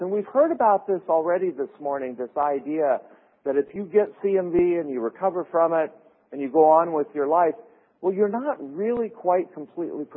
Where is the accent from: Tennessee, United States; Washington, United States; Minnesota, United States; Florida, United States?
Minnesota, United States; I'm from Minnesota